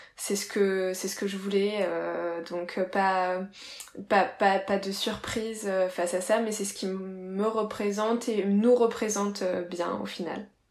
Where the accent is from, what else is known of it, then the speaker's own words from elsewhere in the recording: Reims, Grand Est, France; now in Marseille, France; je viens de, de Reims